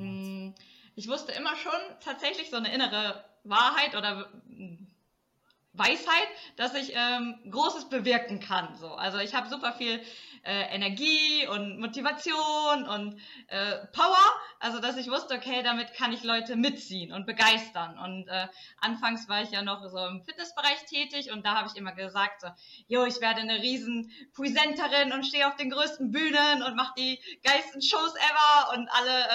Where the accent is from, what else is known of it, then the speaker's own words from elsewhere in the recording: Emsland, Lower Saxony, Germany; also born or lived in Portugal / Cologne; dass ich wieder zurück in meine Heimat komme, weil ich war ja zwei Jahre in Portugal, dann war mhm. ich vier Jahre in Köln und dann bin ich wieder ins Emsland